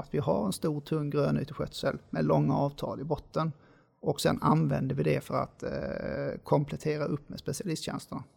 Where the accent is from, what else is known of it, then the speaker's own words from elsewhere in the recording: Lund, Skåne, Sweden; moved away as an adult; now in Gothenburg, Sweden; Jag är född och uppvuxen i Lund, så jag kommer från Skåne.